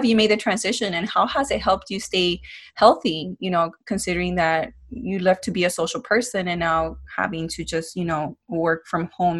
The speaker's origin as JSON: {"language": "English", "area": "OC", "region": "California", "country": "United States", "tie": "born or raised there", "moved": "yes", "said": "up in OC, back in my hometown."}